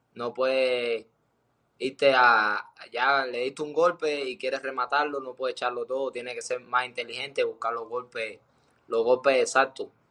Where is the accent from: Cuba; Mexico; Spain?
Cuba; moved away; salí de Cuba